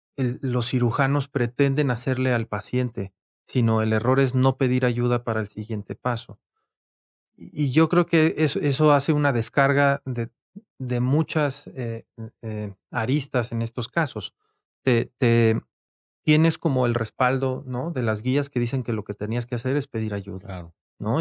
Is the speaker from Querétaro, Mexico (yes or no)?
yes; Querétaro, Mexico; moved away as an adult; now in Mexico City, Mexico; soy originario de la ciudad de Querétaro em, y allá estudié medicina. Después me vine aquí a la Ciudad de México